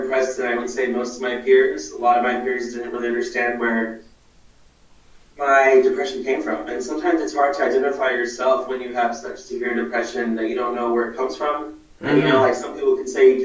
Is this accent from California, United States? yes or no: yes; California, United States; moved away as an adult; now in Washington, D.C., United States; I've been in Cali my whole life. Just moved last week.